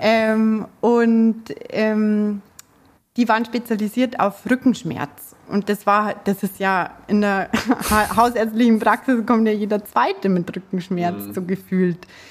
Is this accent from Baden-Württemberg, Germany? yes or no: no; Munich, Bavaria, Germany; accent: Bavarian; Ich komme aus München, aus dem ja, schönen Bayern. Ähm, ich versuche mich jetzt auch mit dem Dialekt ein bisschen zurückzuhalten